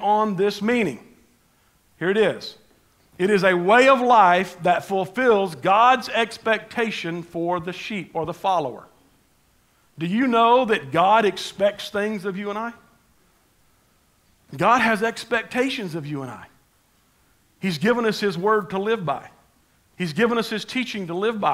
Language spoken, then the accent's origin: English; Panama City, Florida, United States; I grew up in Panama City, and I'm just a country boy type, redneck kind of a guy